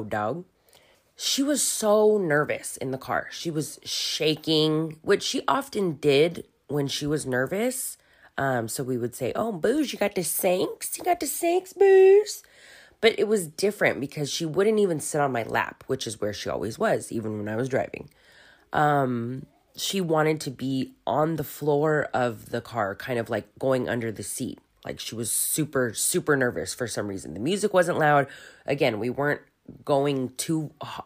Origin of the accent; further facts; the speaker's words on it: Hacienda Heights, California, United States; now in Germany; Most of my childhood I spent in Hacienda Heights, which is a little suburb east